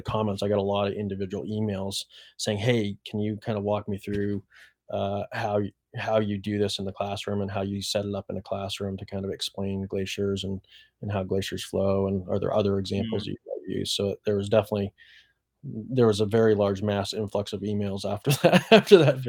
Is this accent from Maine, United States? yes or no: yes; Maine, United States; I'm a Mainer. I grew up in Maine